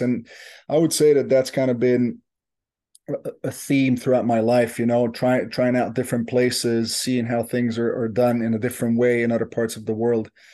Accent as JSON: {"language": "English", "country": "Belgium", "moved": "as an adult", "said": "I'm from Belgium originally"}